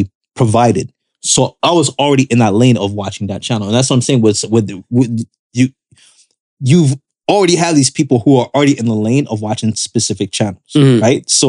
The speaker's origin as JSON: {"language": "English", "country": "Canada", "said": "As a Canadian"}